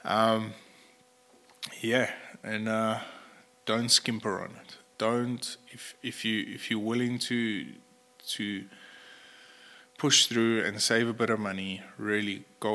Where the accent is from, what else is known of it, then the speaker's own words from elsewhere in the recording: South Africa; as a South African professional hunter